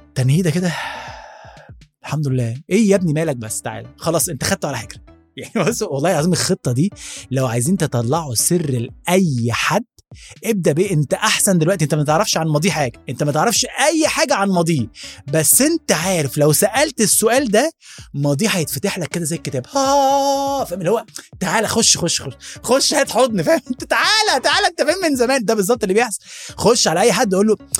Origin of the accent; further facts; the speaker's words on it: Alexandria Governorate, Egypt; جوانا كمصريين